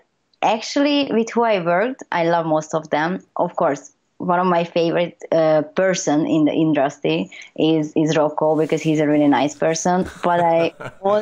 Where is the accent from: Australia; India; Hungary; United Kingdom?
Hungary; I'm originally from Hungary, 100%, as far as I know.